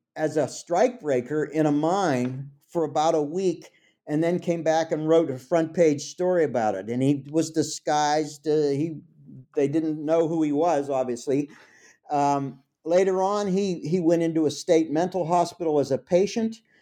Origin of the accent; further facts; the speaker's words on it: Pittsburgh, Pennsylvania, United States; I'm from Pittsburgh. It's my hometown.